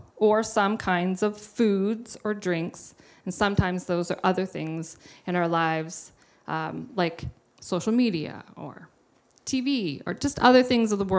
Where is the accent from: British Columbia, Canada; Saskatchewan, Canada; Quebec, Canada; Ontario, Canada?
British Columbia, Canada; Revelstoke; now in Kelowna, Canada; I grew up in Revelstoke, and Pastor Kim and Pastor Dave have been my pastors since I was about 12 years old